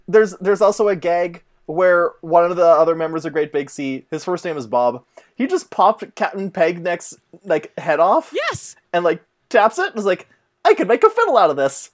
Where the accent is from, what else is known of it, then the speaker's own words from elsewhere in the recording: Canada; I am Canadian